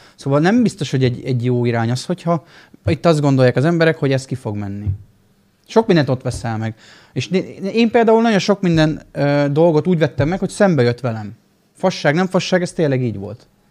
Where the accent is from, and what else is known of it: Miskolc, Borsod-Abaúj-Zemplén, Hungary